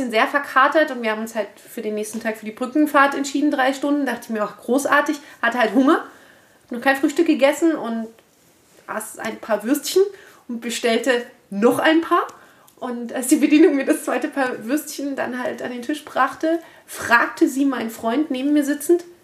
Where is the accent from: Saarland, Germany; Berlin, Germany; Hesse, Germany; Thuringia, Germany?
Berlin, Germany; Ich bin Berlinerin